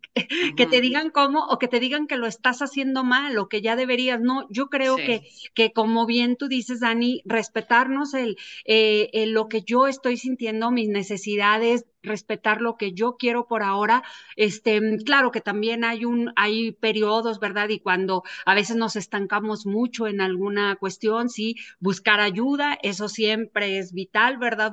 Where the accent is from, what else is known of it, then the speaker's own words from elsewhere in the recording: Mexico; nosotros como mexicanos